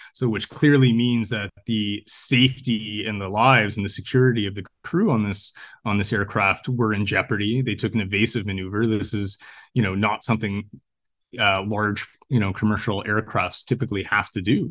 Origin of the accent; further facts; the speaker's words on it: Canada; I'm a Canadian freelance journalist